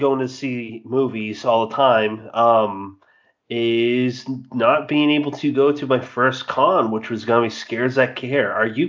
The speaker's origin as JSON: {"language": "English", "area": "30 miles south of Boston", "region": "Massachusetts", "country": "United States", "tie": "born or raised there", "said": "a kid that grew up like 30 miles south of Boston, that's like loves talking about being Irish"}